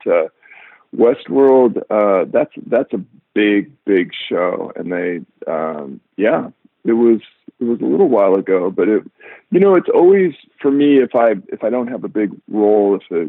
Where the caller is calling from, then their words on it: Venice, California, United States; I am at home at my home office in beautiful Venice, California, which is usually quite sunny.